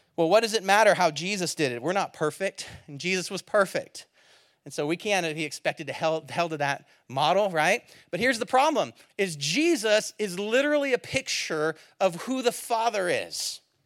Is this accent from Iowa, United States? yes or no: no; Bay Area, California, United States; I'm from the Bay Area.